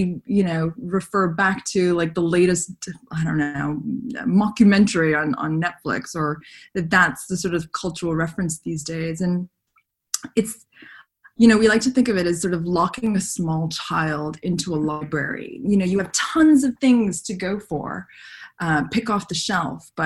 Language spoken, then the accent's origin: English; Montreal, Quebec, Canada; When I was a teenager, growing up in Canada and growing up in Montreal